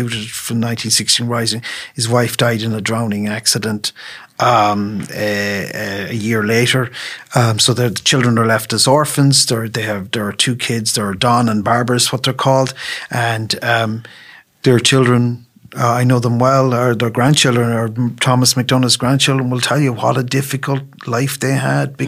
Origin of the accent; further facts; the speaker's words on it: Leitrim, Connacht, Ireland; As we're both from Leitrim